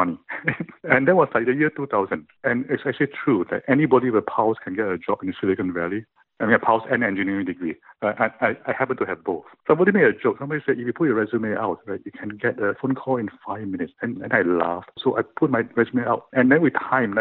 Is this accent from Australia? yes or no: no; Singapore; I was born in Singapore. When I was born in Singapore, it was a third world country.